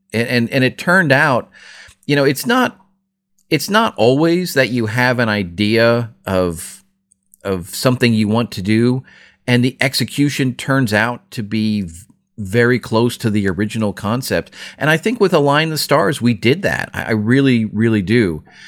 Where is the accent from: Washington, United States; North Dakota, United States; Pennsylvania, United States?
Pennsylvania, United States; Philadelphia